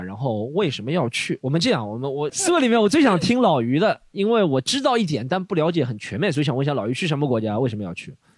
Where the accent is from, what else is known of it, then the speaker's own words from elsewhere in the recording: Shanghai, China; also born or lived in Melbourne; 我们上海人